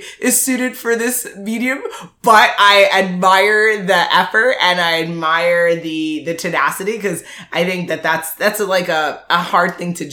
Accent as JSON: {"language": "English", "country": "Jamaica", "said": "I'm Jamaican."}